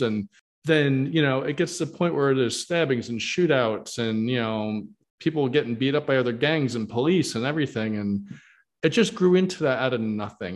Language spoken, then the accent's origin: English; New York, United States; where I grew up in New York